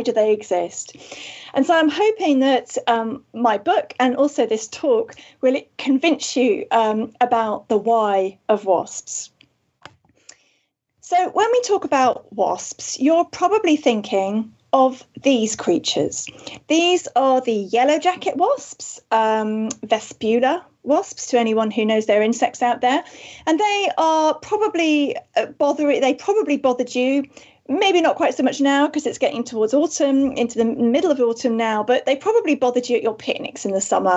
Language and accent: English; Wales, United Kingdom; I am indeed from Wales